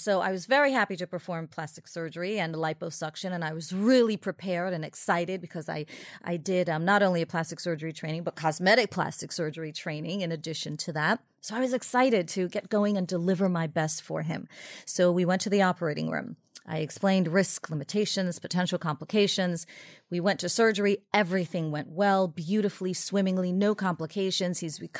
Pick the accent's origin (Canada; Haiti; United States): Haiti; born there; So I was born in Haiti.